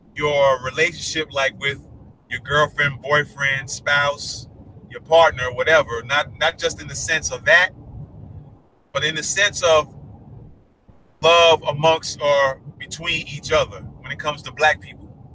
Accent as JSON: {"language": "English", "region": "New York", "country": "United States", "moved": "yes", "said": "I'm from New York"}